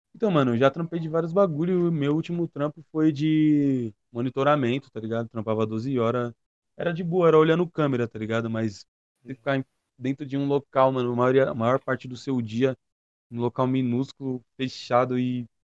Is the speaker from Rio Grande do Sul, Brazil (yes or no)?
no; Ferraz de Vasconcelos, São Paulo, Brazil; sou de Ferraz de Vasconcelos, na ZL de São Paulo